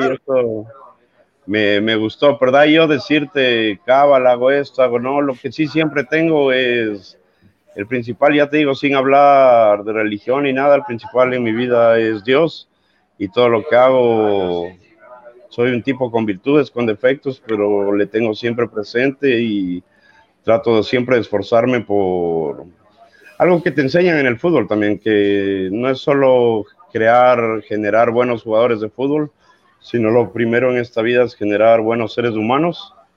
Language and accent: Spanish; Ecuador; now in Argentina; soy ecuatoriano